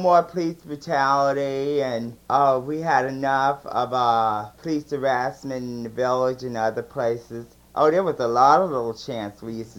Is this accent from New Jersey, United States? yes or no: yes; Elizabeth, New Jersey, United States; Where I'm from Elizabeth, New Jersey.